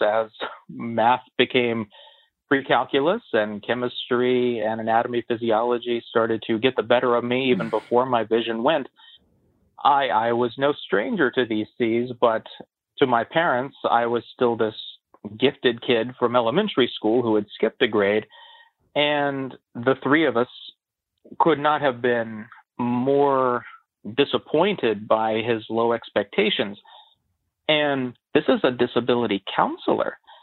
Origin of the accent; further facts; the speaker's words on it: West Virginia, United States; I had planned to go to West Virginia University, the giant state school in my home state where my best friends were going